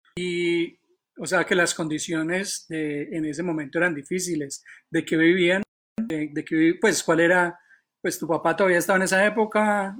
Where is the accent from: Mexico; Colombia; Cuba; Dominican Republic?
Colombia; Manizales, Caldas; yo también soy de Manizales